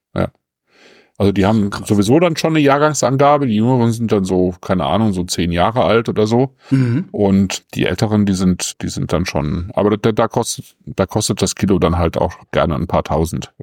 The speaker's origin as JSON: {"language": "German", "country": "Germany", "said": "bei uns in Deutschland"}